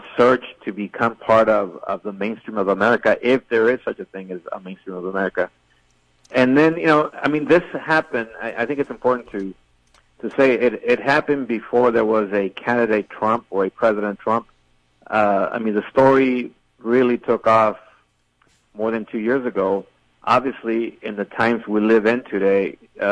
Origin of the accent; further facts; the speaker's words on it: El Paso, Texas, United States; as a reporter and even as an El Pasoan